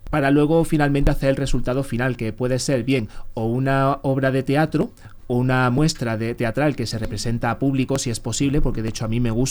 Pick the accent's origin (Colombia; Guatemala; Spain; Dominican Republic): Spain; Córdoba, Andalusia; pues Estarías Salvador pensando en el Arcángel de, Córdoba, de mi tierra.